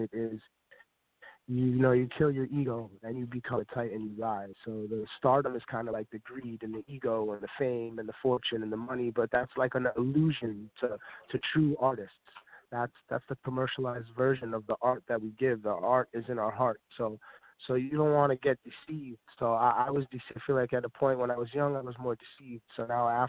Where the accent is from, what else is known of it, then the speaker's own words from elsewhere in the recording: New York City, New York, United States; I'm from Staten Island as well.